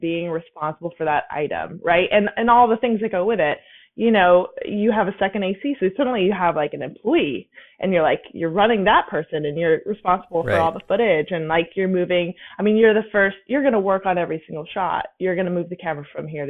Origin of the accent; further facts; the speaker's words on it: Napa, California, United States; I'm from Napa